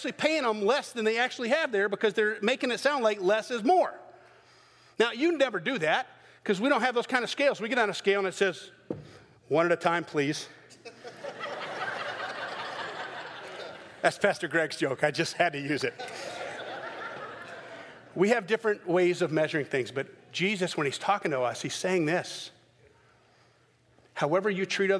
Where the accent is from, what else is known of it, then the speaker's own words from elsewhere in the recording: the South, United States; I'm from the South